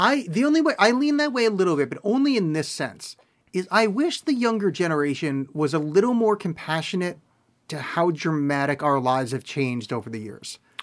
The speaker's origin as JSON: {"language": "English", "region": "East Coast", "country": "United States", "tie": "born or raised there", "moved": "yes", "lives_now": "Portland, United States", "said": "I grew up on the East Coast where there was white Christmases"}